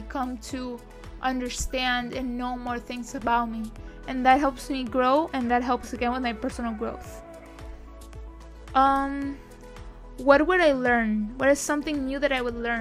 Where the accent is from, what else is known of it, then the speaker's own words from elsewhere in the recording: Spain; now in Miami, United States; My country, my home country is Spain.